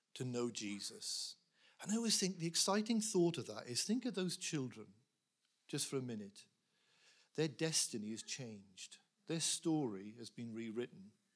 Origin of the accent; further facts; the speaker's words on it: Wales, United Kingdom; I was brought up in a Welsh chapel. We spoke Welsh.